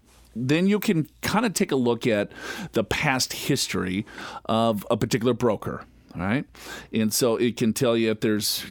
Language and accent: English; Minnesota, United States; I'm from Minnesota